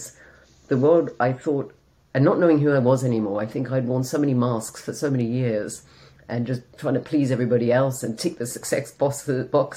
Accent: Australia; moved away as an adult; also born or lived in London / south of Spain; now in Spain; I'm an Australian that lives in the south of Spain.

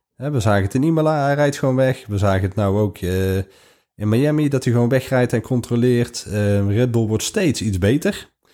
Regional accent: Netherlands; we uit Nederland komen

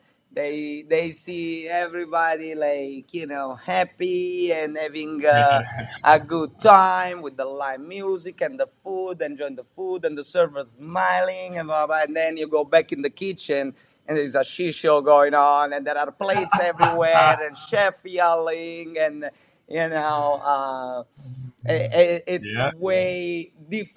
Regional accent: Amalfi Coast, Campania, Italy; English is a second language; moved away as an adult; now in Naples, Florida, United States; I grew up on the Amalfi Coast

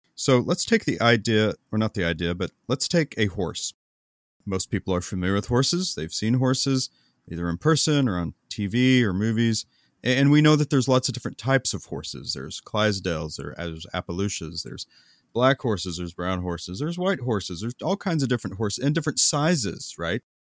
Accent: United States; we Americans

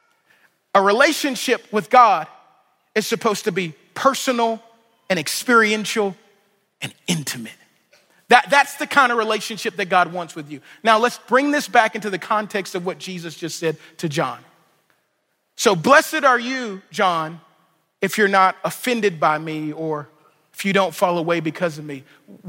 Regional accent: Louisiana, United States; I'm from Louisiana

